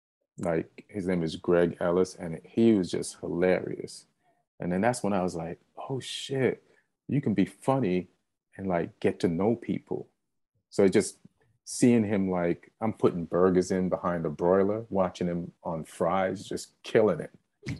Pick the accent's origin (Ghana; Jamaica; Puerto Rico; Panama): Jamaica; also born or lived in England; now in United States; I say I was like, came to America from Jamaica, but I was born in England.